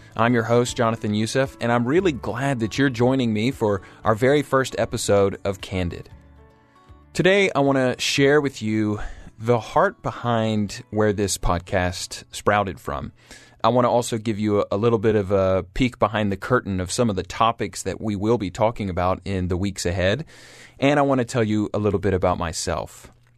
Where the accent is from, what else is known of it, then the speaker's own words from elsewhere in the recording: Atlanta, Georgia, United States; also born or lived in Auburn University; I was born and raised in Atlanta, Georgia, uh, the only of my siblings to be born in the United States.